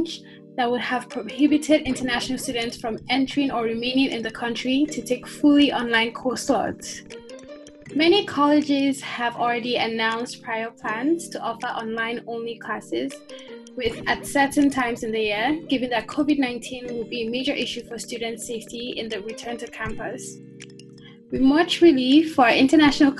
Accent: Nigeria; moved away as an adult; now in Iowa City, United States; I'm from Nigeria.

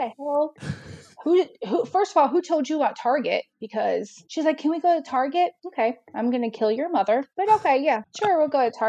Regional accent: outside Chicago, Illinois, United States; moved away as an adult; now in Nashville, United States; I'm originally from outside Chicago. So I moved down here in 2007 to Nashville.

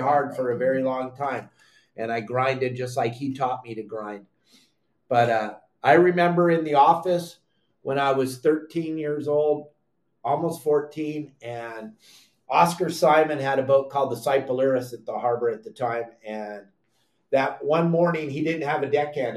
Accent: San Clemente, California, United States; also born or lived in Laguna Beach, California; I grew up in San Clemente, California. I was born at South Coast Hospital in Laguna Beach, California

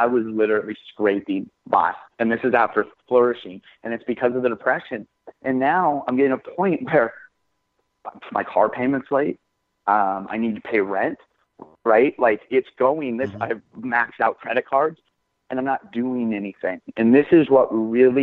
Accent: Washington, United States; moved away as an adult; now in California, United States; I grew up in Washington State

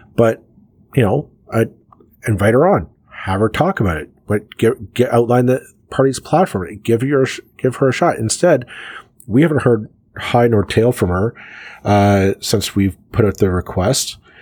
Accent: Canada

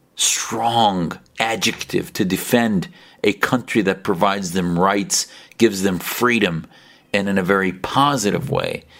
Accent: United States; as an American

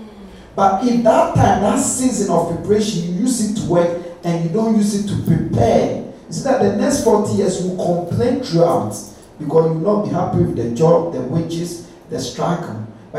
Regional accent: Ghana; now in United Kingdom; Where I grew up in Ghana

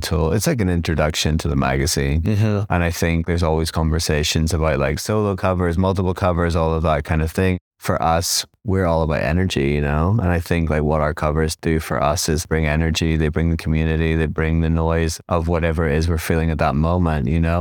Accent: Belfast, Northern Ireland, United Kingdom; moved away as an adult; also born or lived in Nottingham / London; now in New York, United States; I was born in Belfast. I grew up there in the 80s and 90s

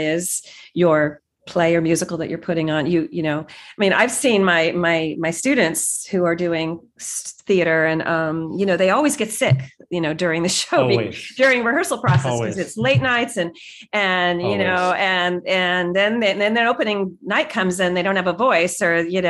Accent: Silicon Valley, California, United States; having been born and raised in Silicon Valley, like in the heart of Silicon Valley

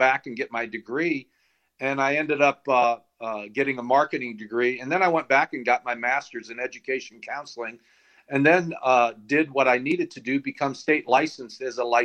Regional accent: St. Louis, Missouri, United States; moved away as an adult; also born or lived in Tulsa, Oklahoma / Colorado; I grew up in St. Louis and had a childhood there

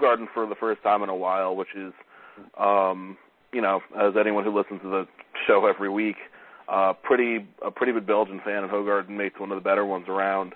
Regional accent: Stamford, Connecticut, United States; my hometown in Stamford

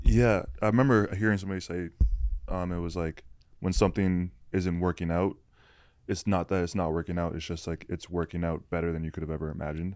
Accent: Canada; I'm Canadian

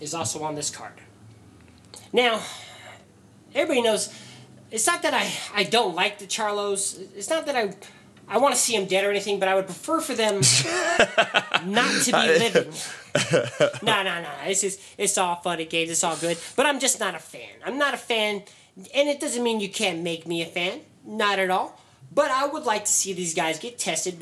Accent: United States; as an American

